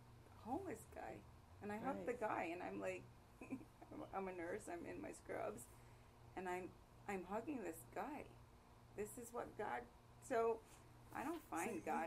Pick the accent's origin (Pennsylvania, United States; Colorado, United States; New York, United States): New York, United States; New York City; now in Atlanta, United States; I grew up in New York, and I was on the bench before moving to Atlanta